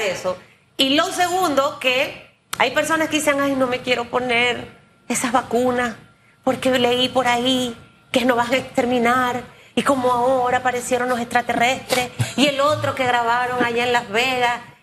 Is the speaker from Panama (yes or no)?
yes; David, Chiriquí, Panama; yo soy de David